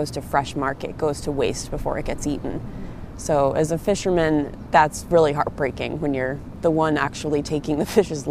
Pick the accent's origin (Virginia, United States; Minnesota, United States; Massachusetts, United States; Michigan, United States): Massachusetts, United States; Cape Cod; moved away as an adult; also born or lived in Sitka, Alaska; I grew up on Cape Cod, but I've been living and fishing up in Sitka, Alaska for 15 years